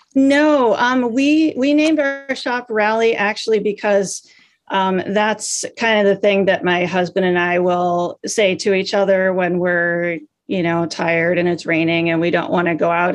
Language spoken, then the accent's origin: English; Des Moines, Iowa, United States; moved away as an adult; also born or lived in San Francisco; I'm from Des Moines and I went to University of Iowa in Iowa City